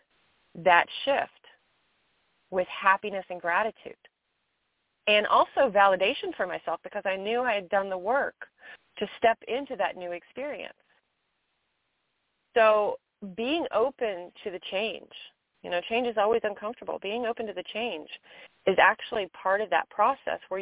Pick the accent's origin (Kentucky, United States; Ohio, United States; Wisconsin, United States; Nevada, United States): Kentucky, United States; moved away; I'm in my home state of Kentucky